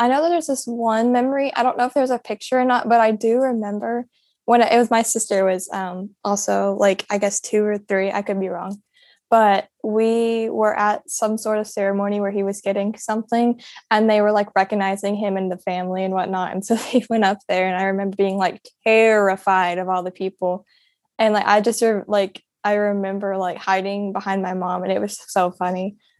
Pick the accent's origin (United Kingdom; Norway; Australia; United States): United States; Clarksville; So I was born in Clarksville and pretty much grew up there until my dad got injured.